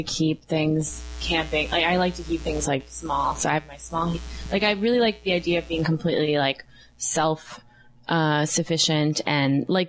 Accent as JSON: {"language": "English", "region": "Minnesota", "country": "United States", "said": "I'm from Minnesota too"}